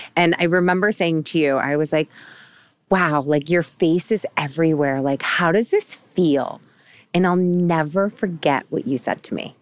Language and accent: English; Syracuse, New York, United States; moved away; my hometown in Syracuse, New York